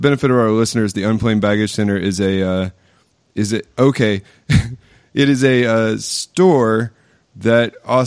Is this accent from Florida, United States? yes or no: yes; Pensacola, Florida, United States; moved away; we both grew up in Pensacola.